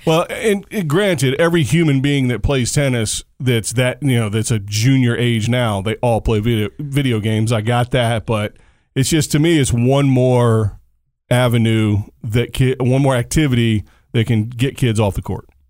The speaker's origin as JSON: {"language": "English", "region": "Virginia", "country": "United States", "moved": "yes", "said": "I'm from Virginia originally, so it's in my home state."}